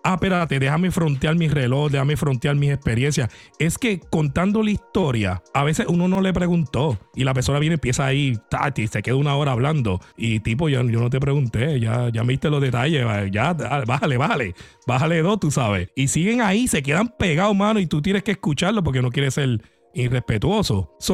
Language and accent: Spanish; Puerto Rico; yo soy puertorriqueño, por si acaso, yo no necesito papeles ni nada de eso